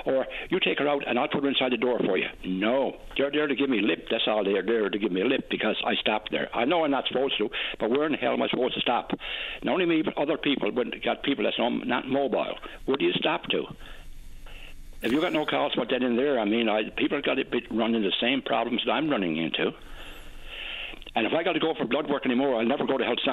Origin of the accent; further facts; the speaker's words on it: Newfoundland and Labrador, Canada; I'm a Newfoundlander, I talk fast